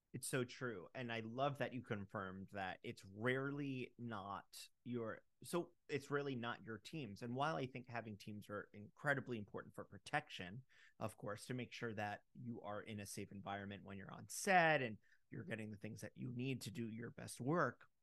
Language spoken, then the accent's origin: English; Fort Lauderdale, Florida, United States; I'm from Fort Lauderdale